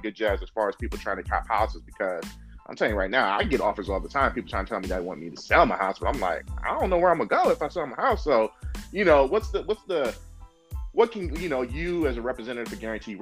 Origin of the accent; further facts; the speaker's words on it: the Bay Area, California, United States; I'm from the Bay.